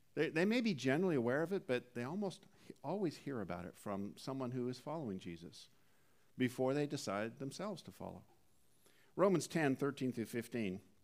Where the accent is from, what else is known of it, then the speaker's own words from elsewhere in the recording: Southern California, United States; also born or lived in Canada; being from Southern California for the better part of three decades, even though originally I was from Canada